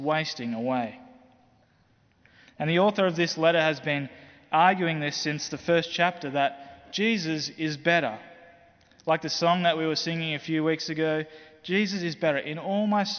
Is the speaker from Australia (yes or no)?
yes; Australia; as an Australian